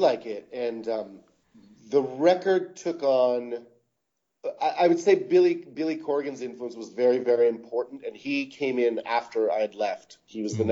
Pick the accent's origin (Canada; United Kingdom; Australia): Canada; I live in Canada. I'm everyone in the band is Canadian. We are a Canadian band